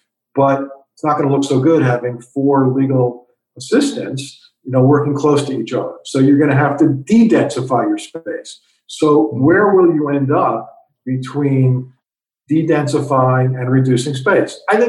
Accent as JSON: {"language": "English", "region": "New York", "country": "United States", "said": "I'm a New Yorker. I like being in tall buildings."}